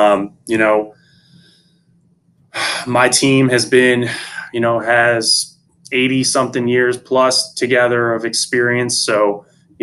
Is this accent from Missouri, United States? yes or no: yes; St. Louis, Missouri, United States; now in Florida, United States; I'm originally from the Midwest in St. Louis